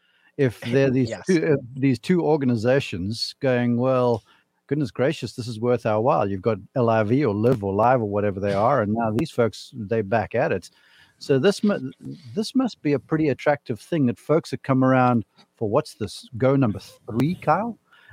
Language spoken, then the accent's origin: English; South Africa; Growing up in South Africa, it's rugby and cricket.